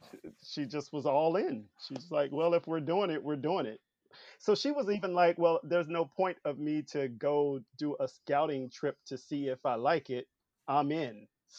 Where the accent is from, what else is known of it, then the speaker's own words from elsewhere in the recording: Memphis, Tennessee, United States; moved away as an adult; now in Los Angeles, United States; And I'm from the South, from Memphis.